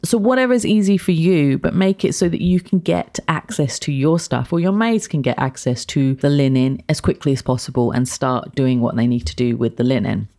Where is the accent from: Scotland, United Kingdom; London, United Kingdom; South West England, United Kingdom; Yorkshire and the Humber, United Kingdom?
London, United Kingdom; moved away as an adult; also born or lived in Kent; now in United Arab Emirates; I'm from London, like, from Kent as well